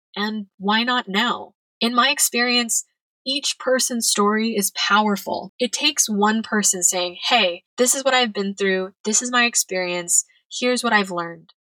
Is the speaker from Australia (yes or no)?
no; California, United States; moved away as an adult; now in Madrid, Spain; I'm originally from California